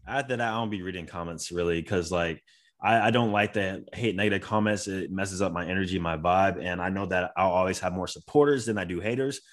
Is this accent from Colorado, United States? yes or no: no; Florida, United States; I am from Florida